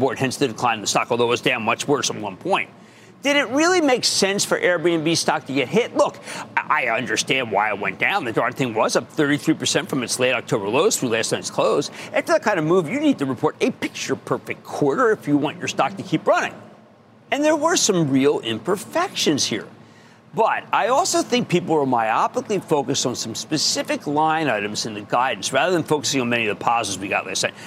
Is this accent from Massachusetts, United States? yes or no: no; Philadelphia, Pennsylvania, United States; in Philadelphia because it's my hometown